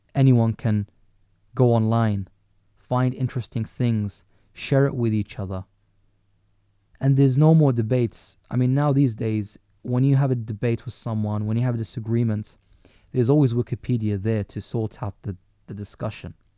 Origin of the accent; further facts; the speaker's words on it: London, United Kingdom; as a Londoner